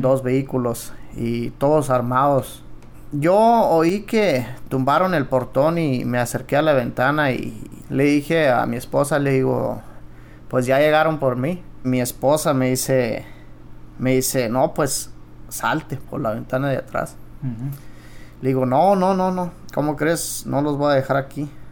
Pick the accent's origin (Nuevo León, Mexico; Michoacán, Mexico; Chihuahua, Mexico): Chihuahua, Mexico; Cuauhtémoc; Yo vengo de Cuauhtémoc, eh, Chihuahua. Es una colonia menonita y Hay algunas colonias pero lo que es más donde yo crecí es en Los Cienes